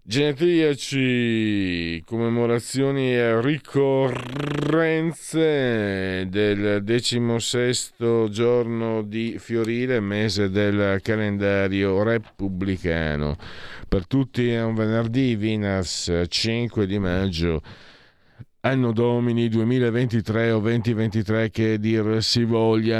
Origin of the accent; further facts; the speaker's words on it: Friuli-Venezia Giulia, Italy; Io vengo dal Friuli